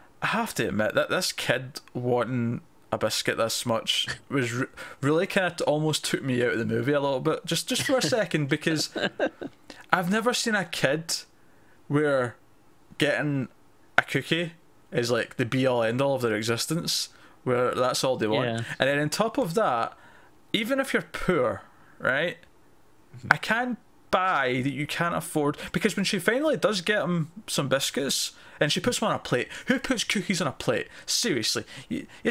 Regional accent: Scotland, United Kingdom; I'm Scottish

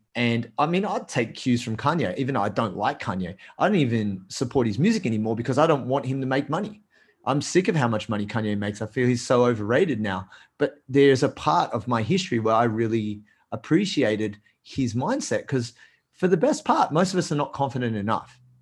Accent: Australia; I'm Australian

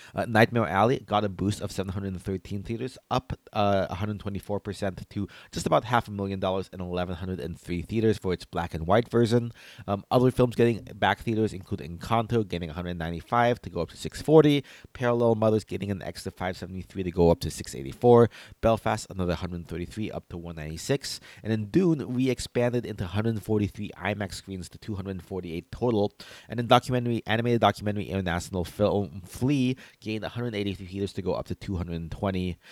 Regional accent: Philippines; as a Filipino

